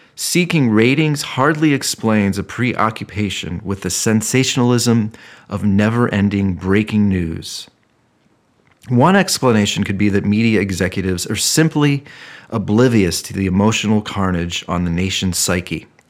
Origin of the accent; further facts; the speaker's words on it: Ohio, United States; moved away; growing up in Ohio